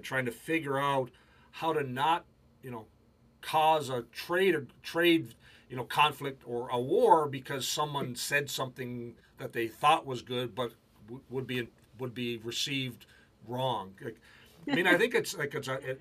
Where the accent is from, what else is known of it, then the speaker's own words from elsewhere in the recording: Canada; I'm Canadian, my wife is British